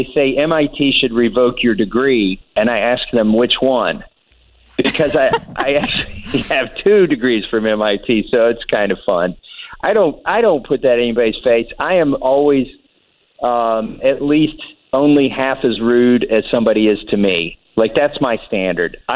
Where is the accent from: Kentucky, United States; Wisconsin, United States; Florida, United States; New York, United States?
Kentucky, United States; Appalachia, Eastern; moved away as an adult; also born or lived in Cambridge, Massachusetts; I'm still a hillbilly. I grew up in Eastern Kentucky in Appalachia